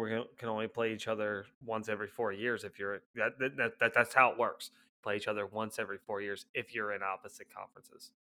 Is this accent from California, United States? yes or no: no; Cincinnati, Ohio, United States; we're all from Cincinnati